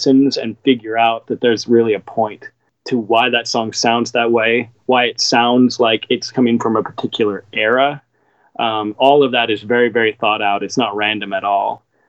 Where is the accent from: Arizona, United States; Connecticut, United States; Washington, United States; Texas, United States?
Washington, United States; Seattle; maybe part of that was just growing up in Seattle. It's a very, very fast-paced city, very cold in a lot of ways.